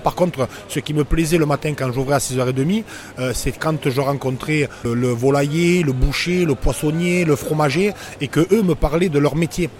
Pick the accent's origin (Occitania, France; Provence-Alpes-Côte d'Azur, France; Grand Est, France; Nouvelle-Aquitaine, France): Occitania, France; Narbonne; je suis de Narbonne